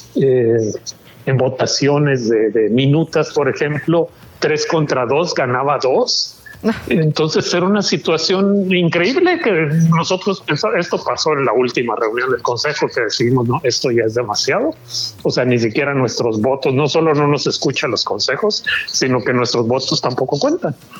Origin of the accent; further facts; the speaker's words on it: Mexico; moved away; yo soy mexicano que vive en el extranjero